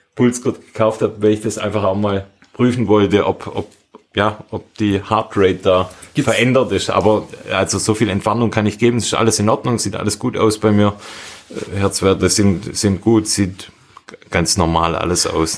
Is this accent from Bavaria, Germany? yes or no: no; Schönbuch area, Baden-Württemberg, Germany; in meinem Heimatort hat, wir liegen auf etwa 500 Metern, würde ich sagen, also jetzt ja, ziemlich flach eigentlich und wir haben direkt vor der Haustür einen Wald, der Schönbuch